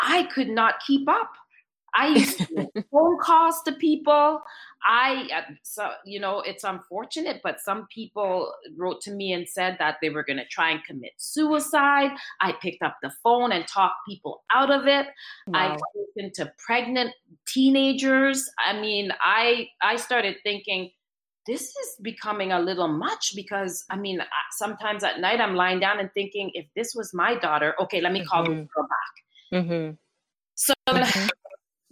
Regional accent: Trinidad & Tobago; now in Canada; I'm from Trinidad

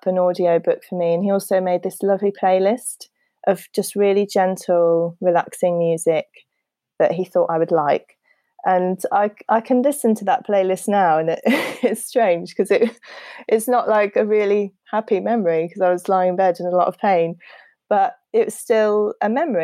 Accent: United Kingdom; we're very British

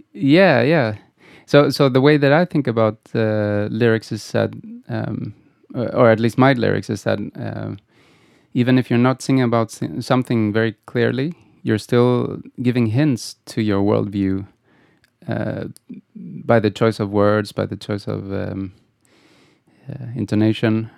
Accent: Gothenburg, Västra Götaland, Sweden; I, I grew up in Gothenburg.

